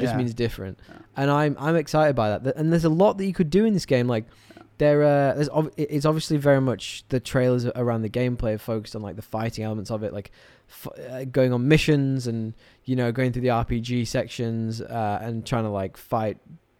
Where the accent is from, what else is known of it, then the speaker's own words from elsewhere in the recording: England, United Kingdom; I'm English.